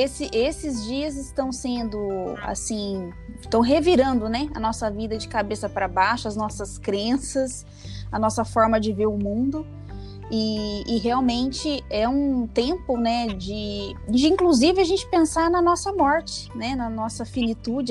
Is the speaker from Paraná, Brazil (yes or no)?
yes; interior of Paraná, Brazil; moved away as an adult; now in Curitiba, Brazil; Vim do interior do Paraná, nasci no interior do Paraná, né? É, fiz uma, uma, uma, trajetória aí é, de formação primeiro no interior do Paraná e vim para Curitiba